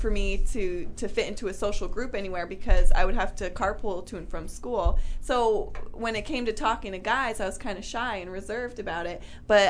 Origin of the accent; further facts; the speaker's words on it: Vermont, United States; I grew up in Vermont